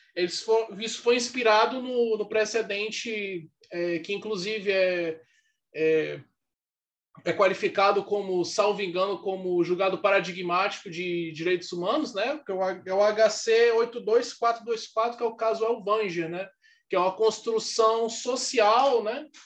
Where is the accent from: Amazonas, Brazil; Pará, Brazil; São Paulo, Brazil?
Amazonas, Brazil; eu sou do Amazonas